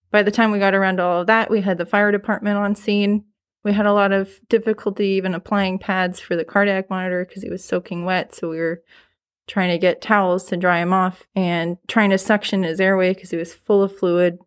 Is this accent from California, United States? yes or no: yes; Los Angeles County, California, United States; moved away as an adult; also born or lived in Kern County; now in Fresno, United States; From L A County.